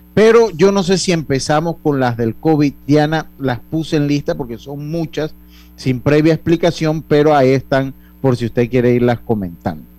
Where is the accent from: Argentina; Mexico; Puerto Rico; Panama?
Panama; como nosotros estábamos en el virreinato del Perú, nosotros somos otra historia